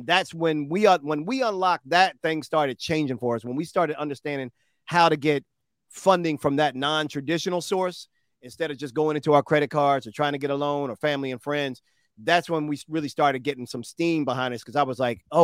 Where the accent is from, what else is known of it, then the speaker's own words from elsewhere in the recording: Baltimore, Maryland, United States; I'm a Baltimore boy, born and raised in Bmore